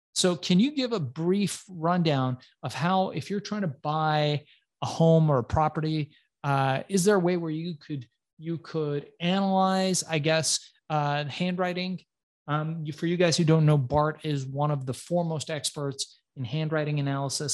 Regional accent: Iran; I'm from Iran

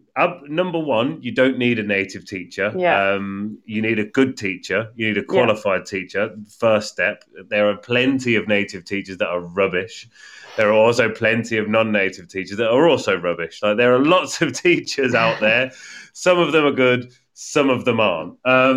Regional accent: United Kingdom; accent: English; now in Spain; but I have my own English accent within it. And people notice that, and it's often a topic of conversation that, you know, they say, ah, you know, you have an accent from here, but obviously you're not from here.

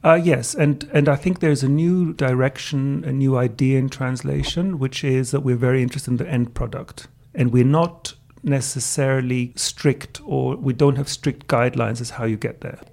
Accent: Greece; first language German; English is a second language; moved away; also born or lived in England; my father was English of Turkish background, but I was raised in Greece. My mother was Austrian

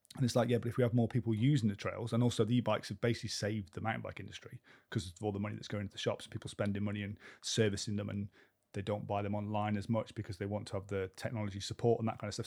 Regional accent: Cheltenham, South West England, United Kingdom; we used to ride the footpaths on Leckhampton Hill where I grew up in Cheltenham for all the time

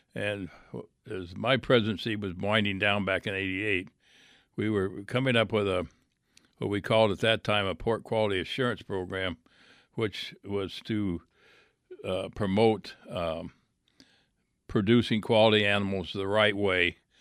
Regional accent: Iowa, United States; I grew up in Iowa

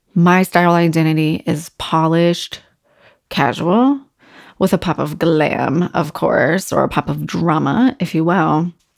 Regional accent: Virginia Beach, Virginia, United States; growing up in Virginia Beach being on the water

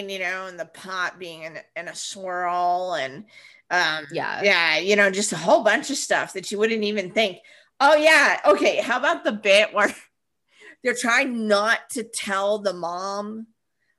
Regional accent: Vermont, United States; moved away; in the Northeast, like where I grew up in Vermont

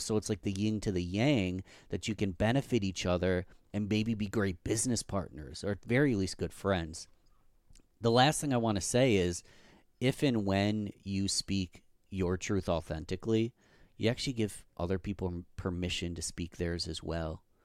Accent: Rochester, New York, United States; my hometown, Rochester, New York

